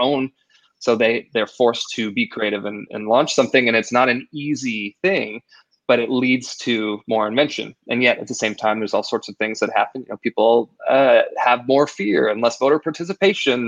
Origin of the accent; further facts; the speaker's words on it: Idaho, United States; I grew up in Idaho